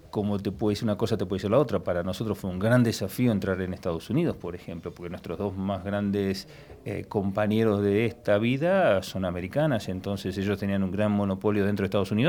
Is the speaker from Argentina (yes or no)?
yes; Buenos Aires, Argentina; moved away as an adult; now in Madrid, Spain; se podrán dar cuenta por mi acento que no soy español. No eres el primero. No, me imagino. Vengo de Buenos Aires